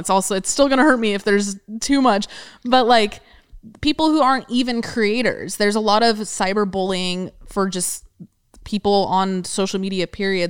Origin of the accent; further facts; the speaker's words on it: California, United States; we're born and raised in California